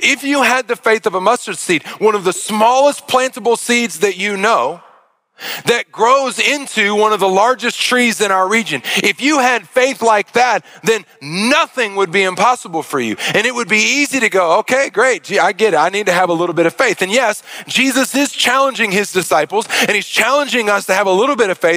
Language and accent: English; Arkansas, United States; I'm from Arkansas